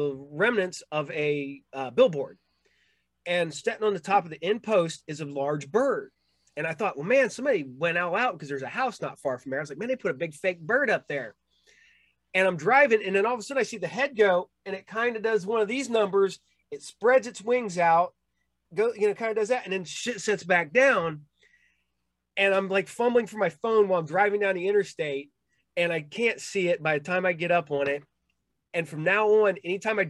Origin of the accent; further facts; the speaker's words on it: Ohio, United States; I grew up in Ohio